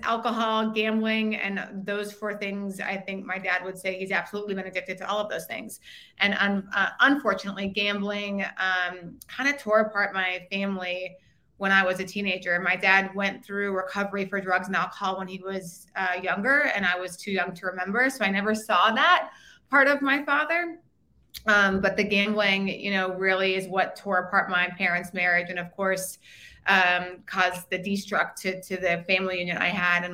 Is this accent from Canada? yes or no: no; Bismarck, North Dakota, United States; moved away as an adult; also born or lived in Minnesota / Washington, D.C.; I am from Bismarck, North Dakota